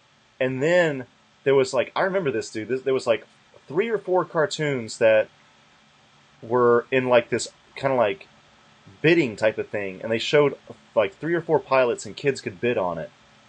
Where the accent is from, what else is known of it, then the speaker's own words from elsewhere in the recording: Alabama, United States; moved away; I grew up in fucking Alabama where it was half black, but nobody's urban.